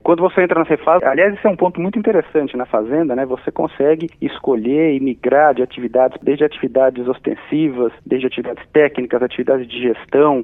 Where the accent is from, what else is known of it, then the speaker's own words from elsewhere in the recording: Santos, São Paulo, Brazil; Eu nasci, cresci em Santos, mas fui a São Paulo desde a época da faculdade